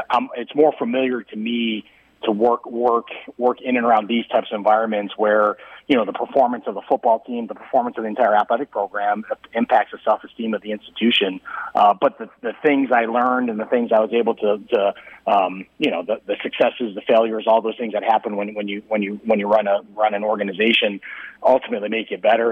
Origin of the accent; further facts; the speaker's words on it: Midwest, United States; moved away; I'm from the Midwest